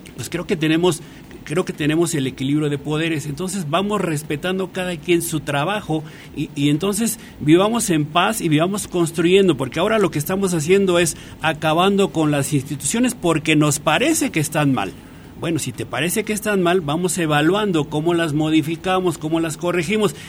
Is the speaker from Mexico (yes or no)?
yes; Valle del Mezquital, Hidalgo, Mexico; moved away; also born or lived in Mexico City; soy egresado del Valle del Mezquital, una zona muy pobre del estado de Hidalgo